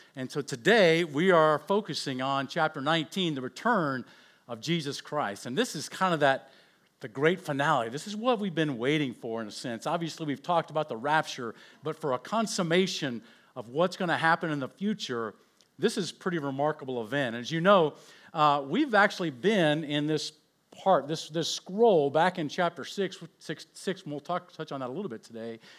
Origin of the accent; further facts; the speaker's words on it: Oakland, California, United States; I was born in Oakland